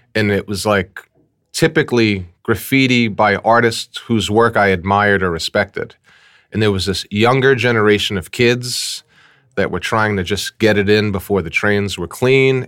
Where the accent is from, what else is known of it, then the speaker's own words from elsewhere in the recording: New York City, New York, United States; We grew up in Fort Greene, um, Brooklyn, Fort Greene, Clinton Hill section of Brooklyn